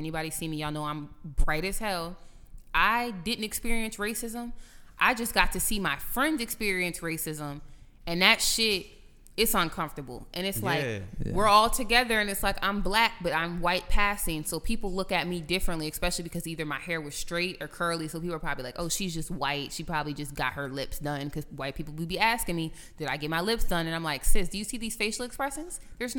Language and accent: English; Louisiana, United States; Growing up in the South, I feel like everybody who grew up in Louisiana is built different because the type of racism out here is totally different.